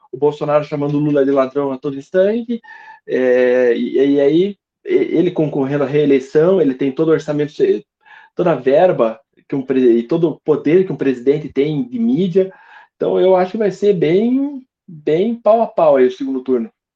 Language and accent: Portuguese; South Region, Brazil; aqui a gente é do Sul